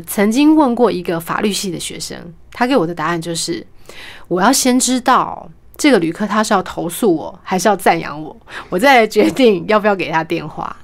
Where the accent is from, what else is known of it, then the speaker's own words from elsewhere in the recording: Kaohsiung, Taiwan; first language Mandarin; 我是高雄人